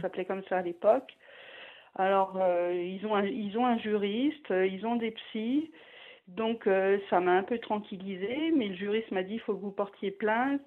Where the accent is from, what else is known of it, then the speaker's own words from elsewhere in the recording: Paris, Île-de-France, France; now in Grenoble, France; je suis parisienne à l'origine